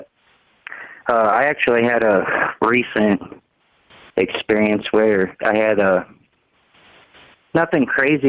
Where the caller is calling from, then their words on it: Missouri, United States; I'm out of Missouri.